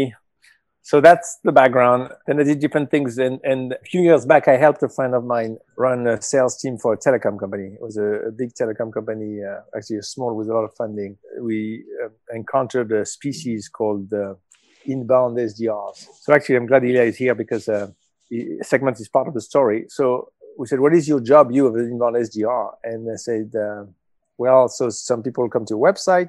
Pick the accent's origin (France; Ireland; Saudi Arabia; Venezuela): France; Marseille, Provence-Alpes-Côte d'Azur; moved away as an adult; also born or lived in Paris / London / Hong Kong; I grew up in Marseille in South of France